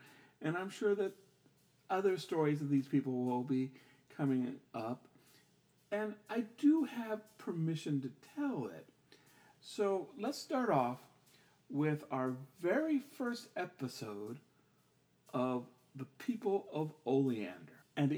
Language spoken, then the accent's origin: English; California, United States; I grew up in Southern California.